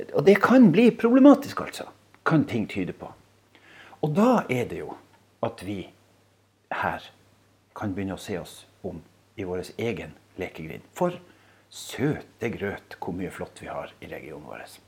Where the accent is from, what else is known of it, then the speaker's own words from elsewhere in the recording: Skjervøy, Troms, Norway; Jeg bor altså på Skjervøy